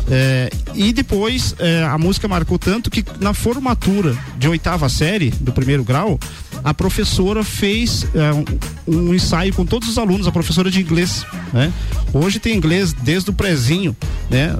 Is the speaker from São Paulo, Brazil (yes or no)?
no; Lages, Santa Catarina, Brazil; also born or lived in Campos Novos, Santa Catarina; Sou natural de Campos Novos, mas meus pais vieram para Lages é, em 1977